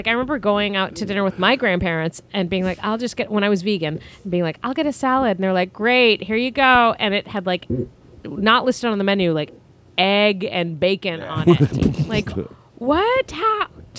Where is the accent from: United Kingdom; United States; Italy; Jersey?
Italy; I am from Italy.